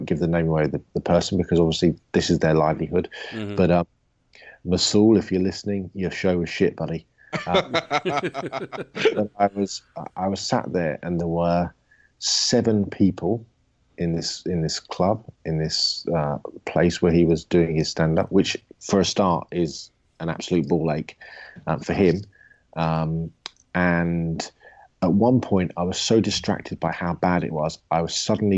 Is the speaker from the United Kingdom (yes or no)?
yes; England, United Kingdom; I am the English guy